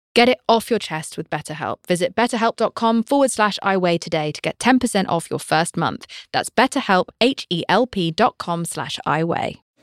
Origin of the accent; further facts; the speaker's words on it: United Kingdom; I'm British